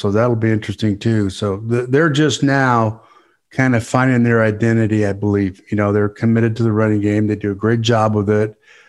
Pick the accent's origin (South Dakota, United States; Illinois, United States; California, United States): South Dakota, United States; moved away; also born or lived in Minnesota; I grew up in South Dakota, and I coached in Minnesota